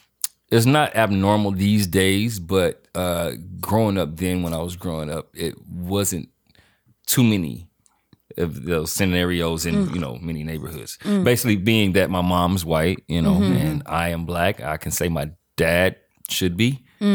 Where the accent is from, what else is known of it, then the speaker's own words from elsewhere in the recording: Louisiana, United States; You know, growing up in Louisiana, you're growing up, so you don't know exactly what is right and wrong.